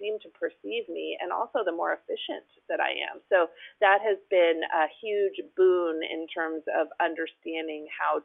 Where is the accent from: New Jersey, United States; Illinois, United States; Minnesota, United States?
New Jersey, United States; moved away as an adult; also born or lived in New York; now in California, United States; I'm not from California. I grew up in New Jersey.